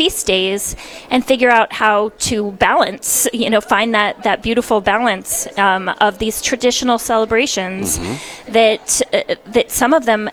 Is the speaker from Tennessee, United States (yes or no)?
no; Los Angeles, California, United States; So I am from the Los Angeles area.